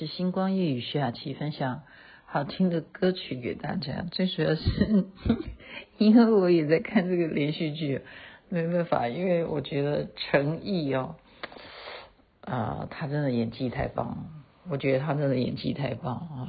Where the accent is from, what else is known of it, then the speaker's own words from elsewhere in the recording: Taiwan; moved away; 认识我是台湾的，好，台胞，好，大家会知道说我是从台湾来的